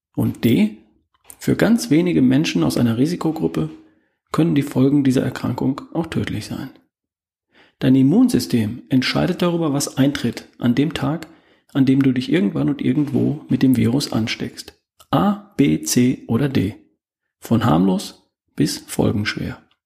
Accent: Germany; Bei uns in Deutschland

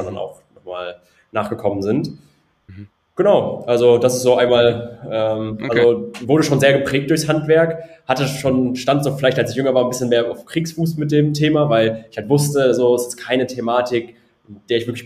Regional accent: North Rhine-Westphalia, Germany; war vorher erst im, äh, im Bergbau, ich komme aus dem Ruhrgebiet, hat dann mhm. unter Tage gearbeitet

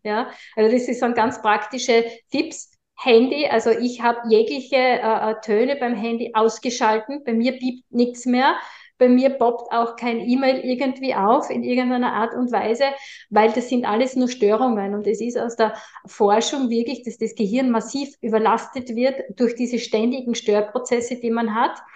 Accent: Austria; bei uns in Österreich

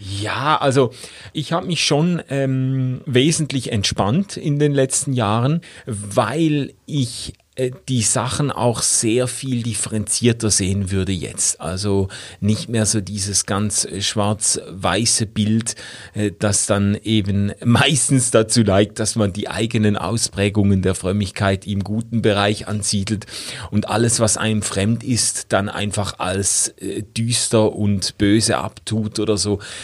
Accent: Schaffhausen, Switzerland; bei uns in Schaffhausen

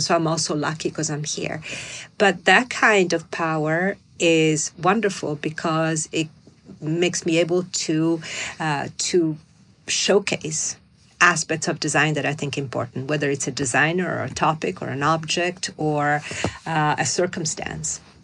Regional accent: Milan, Lombardy, Italy; now in New York, United States; I'm from Milan. I look like a Milanese.

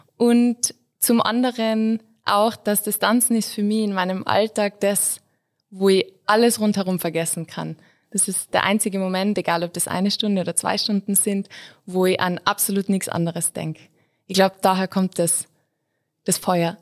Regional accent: Innsbruck, Tyrol, Austria; ich bin Innsbruckerin

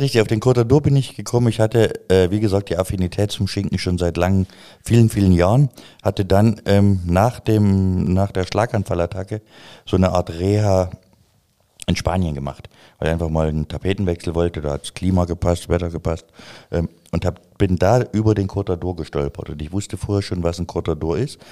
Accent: a village in East Germany, Germany; ich komme vom Dorf, ich komme vom Dorf, aus dem Osten, wo noch die Mauer stand

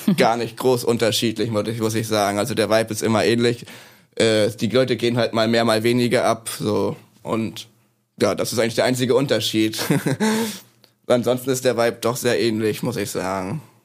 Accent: Neustrelitz, Mecklenburg-Vorpommern, Germany; also born or lived in Leipzig; now in Bremen, Germany; geboren bin ich in Neustrelitz in MacPom.

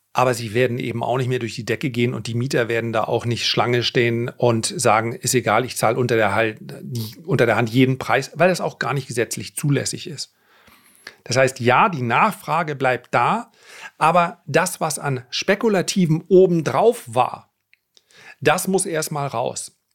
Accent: the North, Northern Germany, Germany; wie man bei uns im Norden sagt

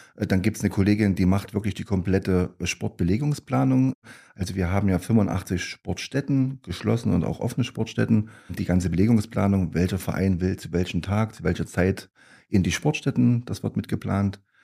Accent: Gera, Thuringia, Germany; also born or lived in Großenstein; Also ich bin ein gebürtiger Gera. Ich bin also hier in Gera entstanden

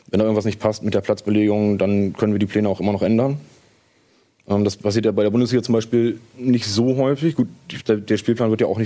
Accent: Bad Bevensen, Lower Saxony, Germany; Ich komme aus Bad Bevensen, ja, aber das ist schon hier um die Ecke.

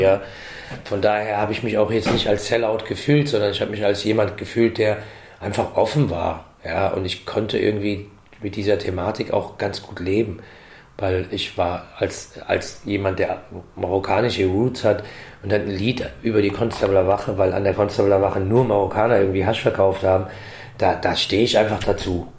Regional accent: Frankfurt, Hesse, Germany; weil wir hier geboren sind und uns auch als Frankfurter sehen. Ich sehe mich absolut als Frankfurter und auch als Deutscher

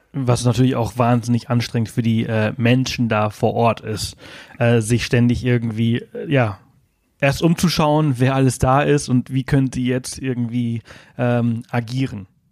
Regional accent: Spain; moved away; Also ich bin halt in Spanien aufgewachsen

